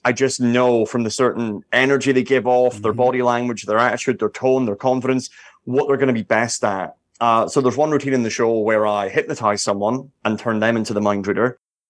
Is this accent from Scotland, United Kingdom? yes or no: yes; Edinburgh, Scotland, United Kingdom; now in Las Vegas, United States; I mean, I grew up in Edinburgh, in Scotland, where we have the Edinburgh Fringe Festival